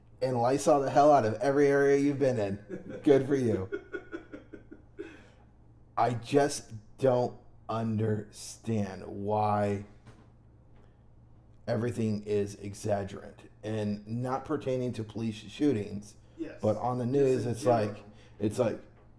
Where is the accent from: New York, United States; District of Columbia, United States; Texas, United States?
New York, United States; I was raised in New York